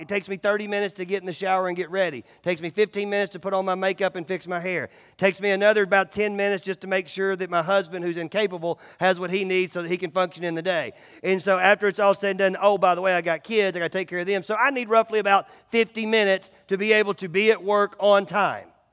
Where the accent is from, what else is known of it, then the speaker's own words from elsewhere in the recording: United States; It's called being an American